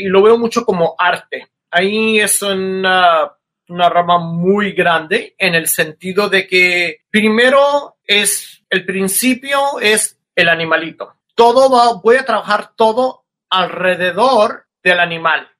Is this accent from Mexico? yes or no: yes; Mexico; moved away as an adult; also born or lived in South Korea; soy un mexicano que me voy a vivir a a Corea y soy el único latino